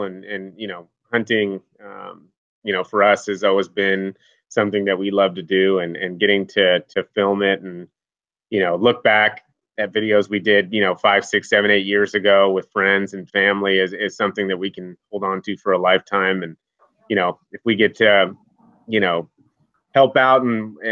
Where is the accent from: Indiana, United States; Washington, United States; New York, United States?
Washington, United States; Seattle; also born or lived in Montana; I grew up out here in Seattle, Washington